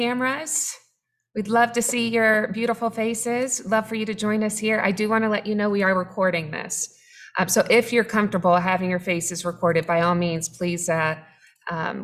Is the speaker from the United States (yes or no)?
yes; Jacksonville, Florida, United States; We're from Jacksonville